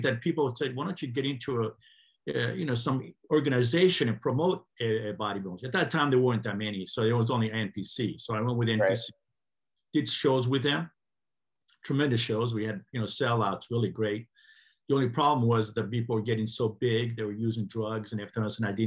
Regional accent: Greece; moved away; I was born in Greece, about 50 miles away from Natural Olympia

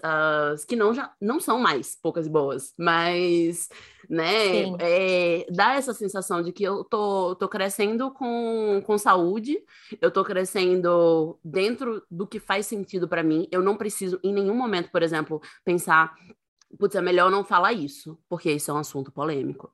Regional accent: Northeast Region, Brazil; sou nordestina

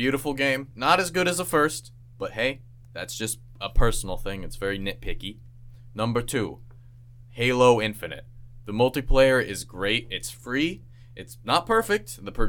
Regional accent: Boston, Massachusetts, United States; In sign language, because I'm from Boston.

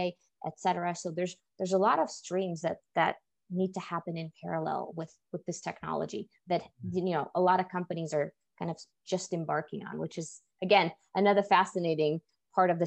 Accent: Russia; moved away; I was actually born and raised in Russia in a relatively small science-based town that was founded to support a nuclear research facility.

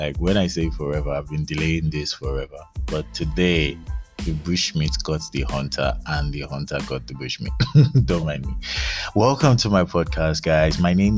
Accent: Abeokuta, Ogun State, Nigeria; also born or lived in Lagos / Ibadan / Kano / London; I'm Nigerian. I'm from Ogun State, Abeokuta. I grew up in Lagos. I grew up in Ibadan. I grew up in Kano. I grew up in London. I stayed in Port Harcourt.

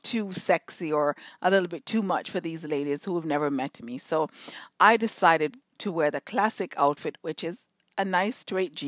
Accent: Jamaica; moved away; in Jamaica, when I was growing up in Jamaica

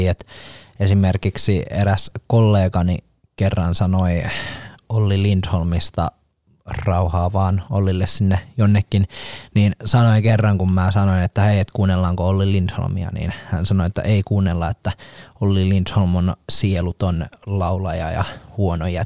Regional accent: Rauma, Satakunta, Finland; Mä oon Raumalt.

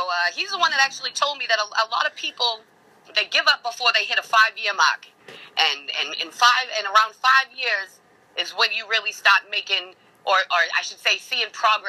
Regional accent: Beverly, Massachusetts, United States; also born or lived in Lawrence / Boston; So, I was born in Beverly. I lived in Lawrence, like where Term and all of them from for a long time. I bounced around a lot.

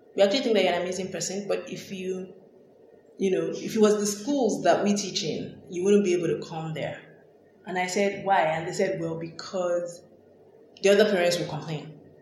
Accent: Nigeria; I grew up in Nigeria

